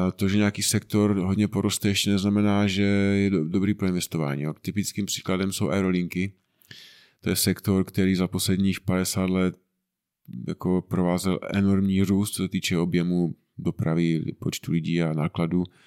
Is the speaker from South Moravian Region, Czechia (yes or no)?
no; Frýdek-Místek, Moravian-Silesian Region, Czechia; pocházíme tady nedaleko z Týtku Místku